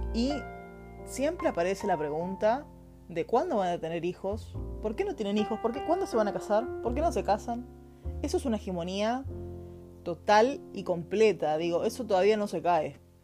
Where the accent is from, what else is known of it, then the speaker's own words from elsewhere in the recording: Argentina; now in Chile; Soy argentina, vivo en Chile.